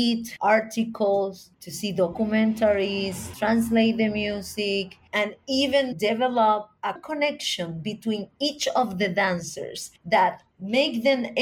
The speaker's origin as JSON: {"language": "English", "country": "Puerto Rico", "said": "my perspective as an American or Puerto Rican from a small island"}